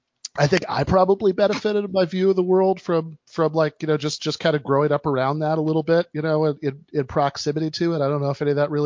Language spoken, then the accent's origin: English; East Lansing, Michigan, United States; What do I love about it? I mean, I do like it. Like I used to, you know, my parents no longer live there.